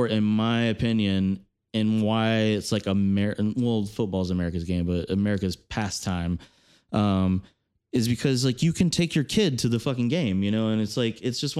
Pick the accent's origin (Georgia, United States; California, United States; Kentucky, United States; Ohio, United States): Georgia, United States; moved away; I grew up in Georgia, and I've gone back a few times